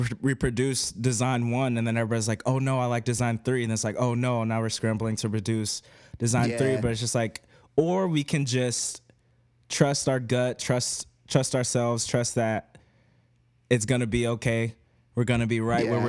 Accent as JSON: {"language": "English", "town": "Oklahoma City", "region": "Oklahoma", "country": "United States", "moved": "yes", "lives_now": "New York City, United States", "said": "I'm from Oklahoma City"}